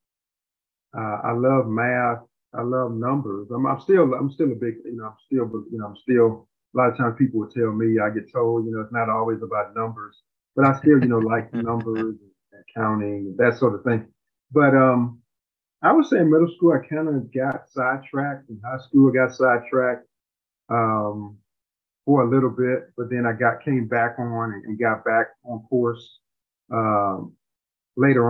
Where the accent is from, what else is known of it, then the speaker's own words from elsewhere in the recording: Houston, Texas, United States; also born or lived in Missouri City, Texas; growing up in Houston, we were the middle class area growing up